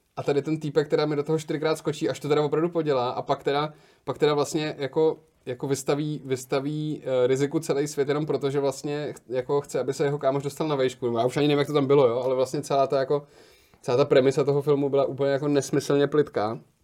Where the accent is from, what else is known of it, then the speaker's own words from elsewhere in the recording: Liberec, Liberec Region, Czechia; moved away; já jsem z Liberce původně, tak jsme šli do libereckého kina Varšava